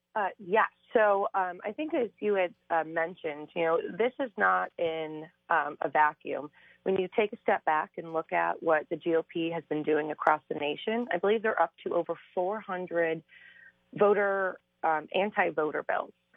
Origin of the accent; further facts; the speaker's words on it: Cuyahoga County, Ohio, United States; I'm from Cuyahoga County.